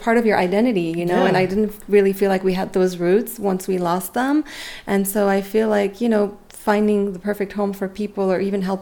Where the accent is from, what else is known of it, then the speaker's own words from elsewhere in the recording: Beirut, Beirut Governorate, Lebanon; moved away; I grew up in the Mediterranean, and I grew up in Beirut. I'm Armenian originally, but my parents are born there